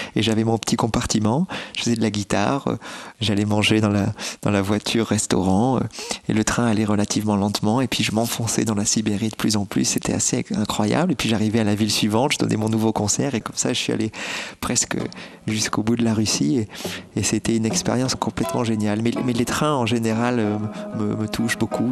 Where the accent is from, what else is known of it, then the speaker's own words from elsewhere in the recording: Bordeaux, Nouvelle-Aquitaine, France; Je suis né à Bordeaux et toute ma famille habitait à, Bordeaux